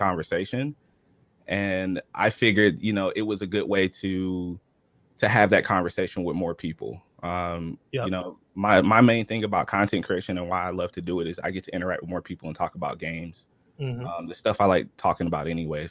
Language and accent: English; Georgia, United States; I'm from Georgia, born and raised